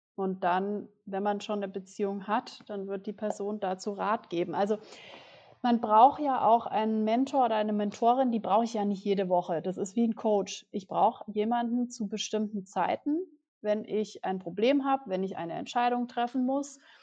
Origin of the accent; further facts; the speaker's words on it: Germany; also born or lived in New York